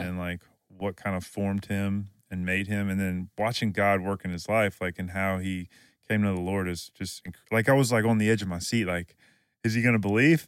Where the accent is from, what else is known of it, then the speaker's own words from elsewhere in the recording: Louisiana, United States; we're from Louisiana